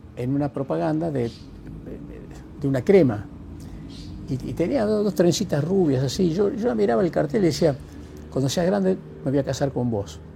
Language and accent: Spanish; a village near Lules, Tucumán, Argentina; moved away as an adult; also born or lived in United States; yo nací en un pueblo vecino a Lules